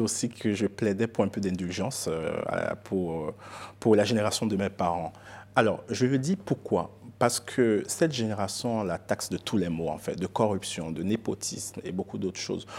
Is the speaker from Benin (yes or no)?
yes; Benin; moved away as an adult; also born or lived in United States; Je suis Yoruba, je suis béninois.